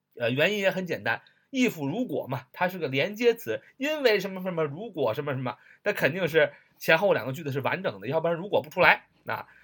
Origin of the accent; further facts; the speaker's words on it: China; 就像我们中国人常常讲的